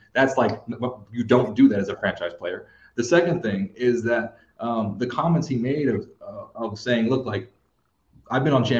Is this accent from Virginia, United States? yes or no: no; Texas, United States; I'm from Texas. Like my brother went to school there.